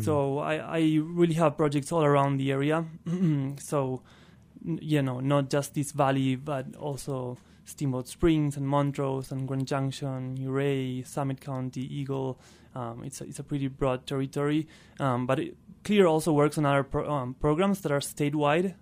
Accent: northern Patagonia, Argentina; first language Spanish; English is a second language; moved away as an adult; also born or lived in Buenos Aires; I'm originally from Argentina. I was born and raised there in northern Patagonia

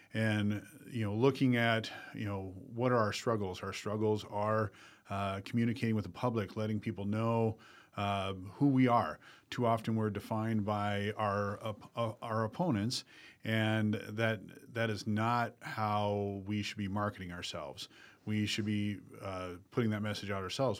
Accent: Dell Rapids, South Dakota, United States; I became a business owner in my hometown of Del Rapids

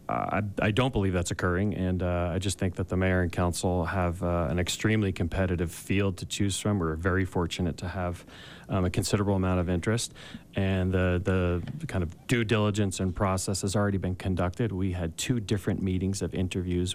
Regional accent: East Coast, United States; now in Park City, United States; I'm originally from the East Coast

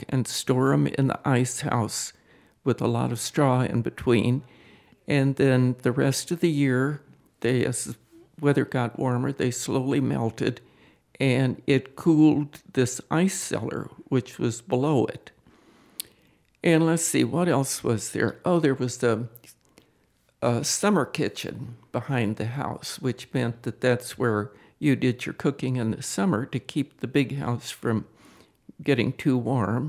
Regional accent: West Glasgow, Missouri, United States; moved away as an adult; now in Utah, United States; I was born in West Glasgow, Missouri, December 18th

